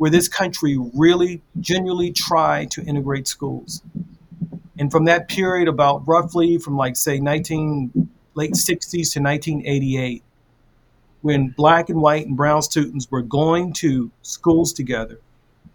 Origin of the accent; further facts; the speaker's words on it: Baltimore, Maryland, United States; So I grew up in Baltimore, and it's all black neighborhood where people really dislike white people.